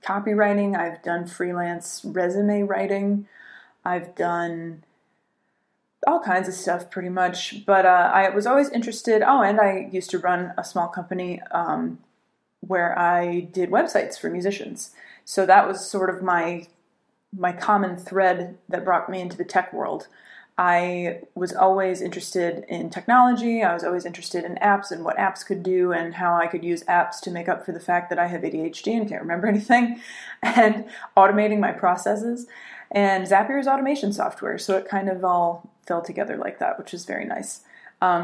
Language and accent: English; Connecticut, United States; moved away as an adult; also born or lived in Sarajevo, Bosnia; now in New York, United States; I'm from Connecticut